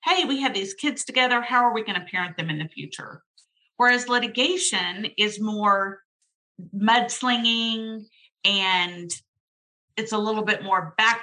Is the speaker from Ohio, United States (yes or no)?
no; Dallas, Texas, United States; I grew up in Dallas. I'm a Dallas girl